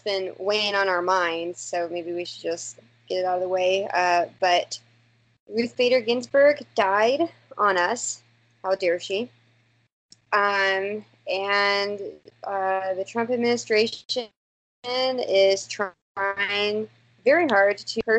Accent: the South, United States; now in New York, United States; As a Southerner

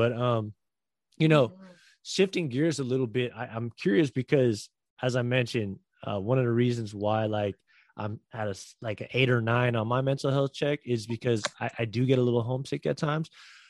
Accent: Bay Area, California, United States; moved away; growing up in the Bay Area and like being close to my family

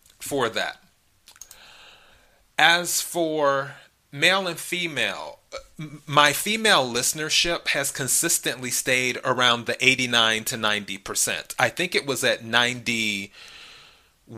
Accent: United States; I'm an American

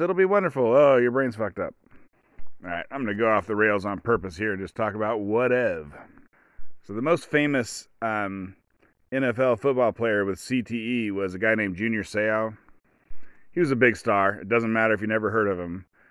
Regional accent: United States; I'm an American

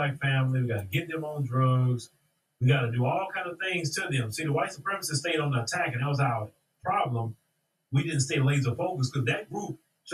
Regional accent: Port Arthur, Texas, United States; I was born in the United States of America, Port Arthur, Texas.

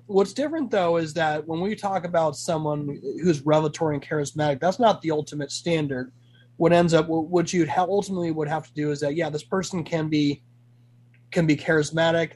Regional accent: Arizona, United States; also born or lived in California; I'm originally from California. And but California by origin, uh, Arizona by choice. I've lived in Arizona pretty much my entire life

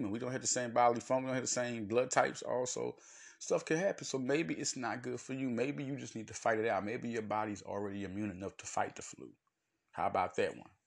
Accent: United States; It's a gift and a curse being an American

